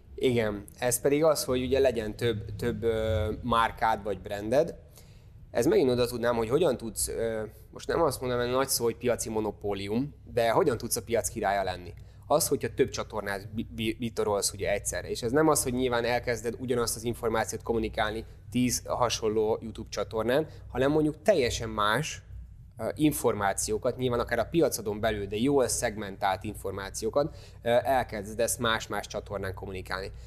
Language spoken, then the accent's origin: Hungarian; Hungary; nyilván be se tudjuk magyarként ezt fogadni